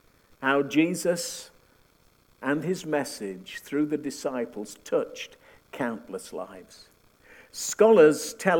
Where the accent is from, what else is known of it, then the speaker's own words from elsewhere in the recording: United Kingdom; also born or lived in northern Manitoba; now in Winnipeg, Canada; We came from the UK, you wouldn't know it from my accent, but that's the truth.